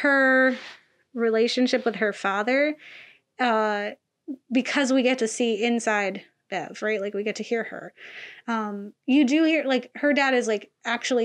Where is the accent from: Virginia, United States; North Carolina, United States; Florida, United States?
Florida, United States; moved away; I was from Florida